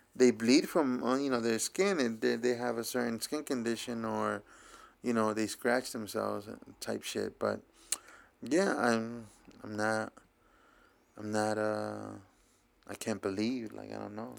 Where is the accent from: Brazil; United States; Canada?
United States; New York City, New York; I grew up in Bushwick